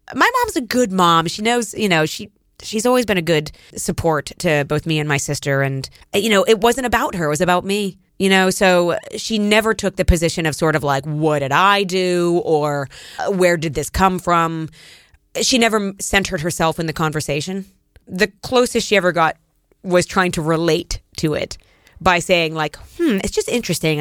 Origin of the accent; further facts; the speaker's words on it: Erie, Pennsylvania, United States; moved away as an adult; also born or lived in New York City; I grew up in Erie, Pennsylvania, which is, um, on the Great Lakes